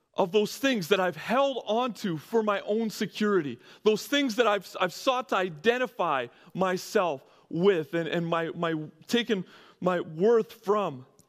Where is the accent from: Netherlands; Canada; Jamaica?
Canada; moved away as an adult; also born or lived in California; I'm coming from Canada